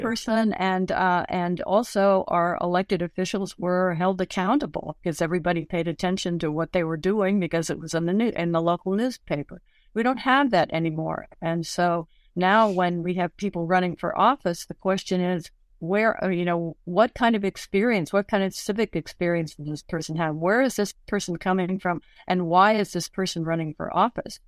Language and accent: English; Washington, United States; growing up in Washington, I always got the Washington Post on my doorstep